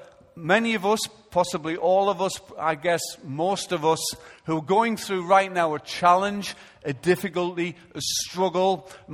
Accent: Israel; because I come from Israel

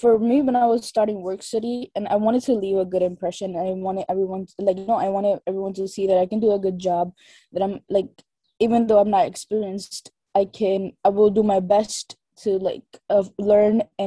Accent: New York, United States; I'm 20 and I'm from New York

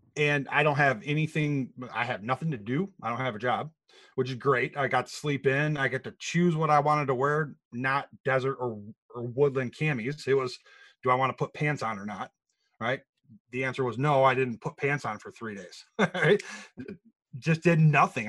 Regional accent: Grand Rapids, Michigan, United States; born and raised in Grand Rapids, um, uh, Michigan

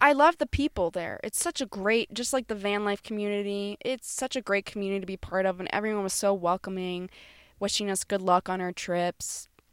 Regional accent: Florida, United States; moved away; we're from Florida

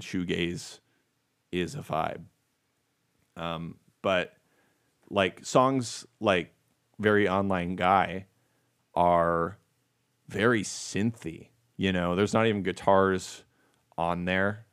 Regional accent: United States; I am American, not Canadian

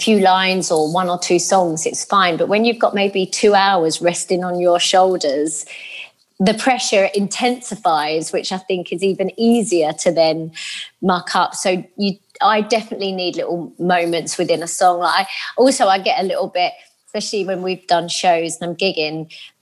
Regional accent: London, United Kingdom; I grew up in Lewisham with my, just my mum

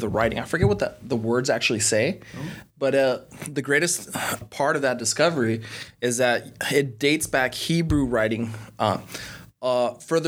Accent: California, United States; also born or lived in Birmingham, Alabama; now in Orlando, United States; I'm originally from California

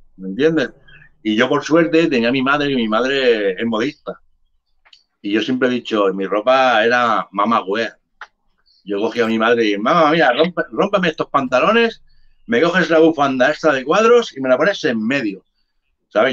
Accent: Barcelona, Catalonia, Spain; also born or lived in Cádiz / Jerez de la Frontera; yo soy nacido en Cádiz. Yo me vine aquí con un mes a Barcelona, que mi madre me trajo

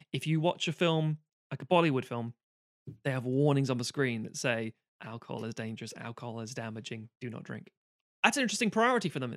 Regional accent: Ireland; also born or lived in England; now in United Kingdom; I'm saying this as an Irish person.

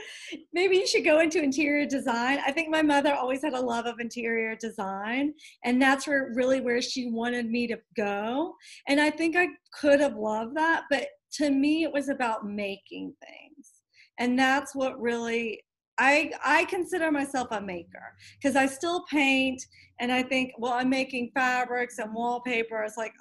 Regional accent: Chevy Chase, Maryland, United States; also born or lived in Lexington; I felt like since I grew up in Chevy Chase and Lexington, I kind of grew up in a tiny bubble.

